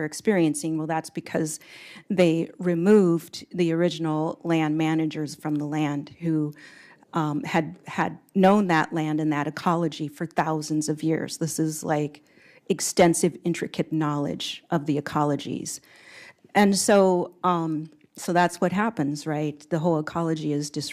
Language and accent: English; Tama, Iowa, United States; I am Meskwaki from the Meskwaki Settlement in Tama, Iowa